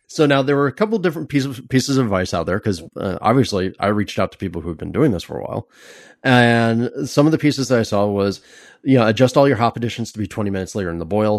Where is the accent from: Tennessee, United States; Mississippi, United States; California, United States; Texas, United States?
California, United States; as a Californian